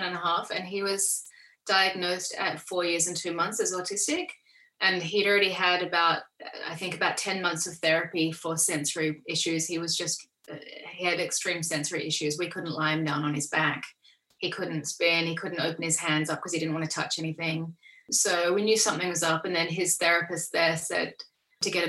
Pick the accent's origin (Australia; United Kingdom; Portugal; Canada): Australia; also born or lived in Coffs Harbour, New South Wales; I'm Australian.